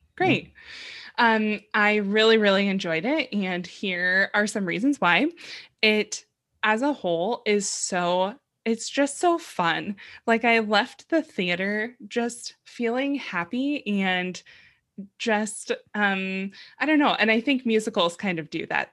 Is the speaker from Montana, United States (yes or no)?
no; San Diego, California, United States; I grew up in San Diego